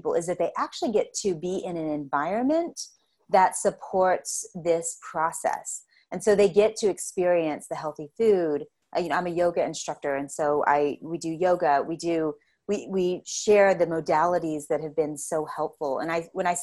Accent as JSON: {"language": "English", "town": "Lubbock", "region": "Texas", "country": "United States", "tie": "born or raised there", "said": "here in West Texas, you know, in my hometown in Lubbock"}